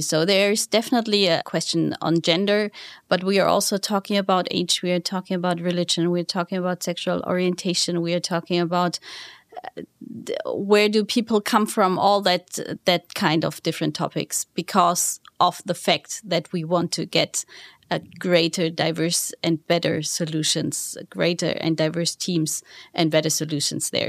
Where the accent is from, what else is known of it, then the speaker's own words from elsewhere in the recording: Southern Germany, Germany; moved away; it all started back in the southern part of Germany, to be honest with you. It was a smaller town in the southern part of Germany.